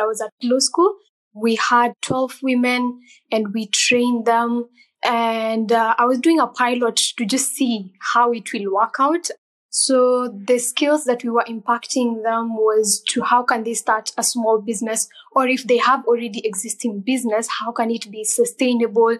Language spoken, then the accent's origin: English; Kenya; I am from Kenya